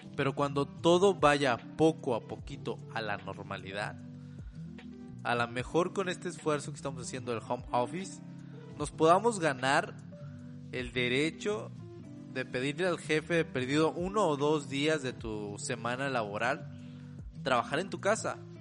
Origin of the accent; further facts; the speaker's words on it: Monterrey, Nuevo León, Mexico; yo soy de México, soy de Monterrey específicamente